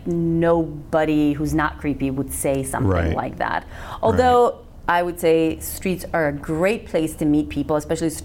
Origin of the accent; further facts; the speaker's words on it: North Macedonia; first language Macedonian; English is a second language; moved away as an adult; I was born and raised in Macedonia